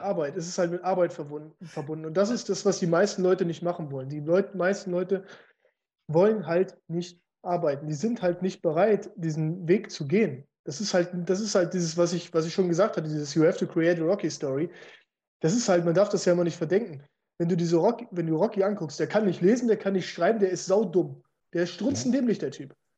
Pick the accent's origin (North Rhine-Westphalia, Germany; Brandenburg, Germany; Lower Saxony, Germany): Lower Saxony, Germany; Munster; ich bin in einer, in einer Kleinstadt groß geworden, wo äh, ich bin aufgewachsen in Munster